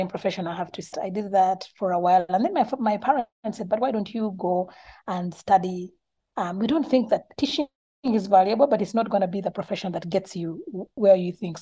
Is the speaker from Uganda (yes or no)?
yes; Uganda; I was born in Uganda